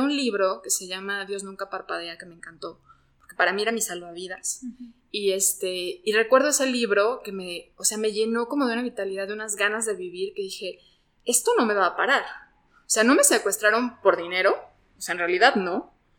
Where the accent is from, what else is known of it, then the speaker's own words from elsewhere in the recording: Mexico; somos mexicanos